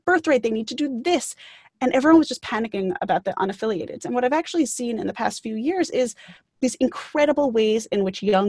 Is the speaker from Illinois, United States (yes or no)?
no; Great Neck, New York, United States; I grew up on Long Island, which is one of the suburbs outside of New York City, and grew up in a town called Greyneck